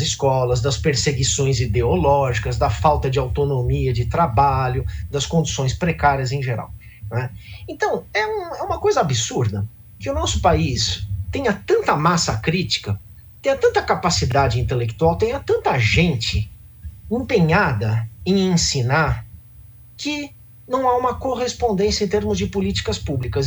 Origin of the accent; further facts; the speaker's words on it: Brazil; nós somos como brasileiros atualmente